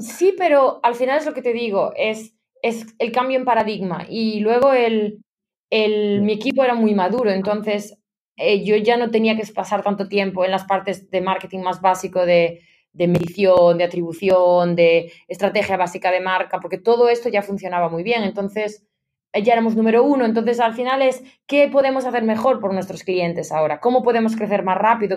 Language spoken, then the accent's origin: Spanish; Ponteceso, Galicia, Spain; moved away as an adult; also born or lived in Barcelona, Spain; now in London, United Kingdom; yo soy originariamente de la provincia de La Coruña, de Ponteceso, que es un pueblo ah. pequeñito en la Costa da Morte